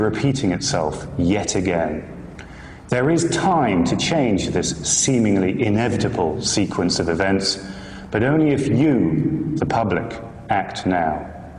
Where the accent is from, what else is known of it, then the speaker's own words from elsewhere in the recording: United Kingdom; I'm a British journalist who used to work for some of the bigger newspapers and magazines in the UK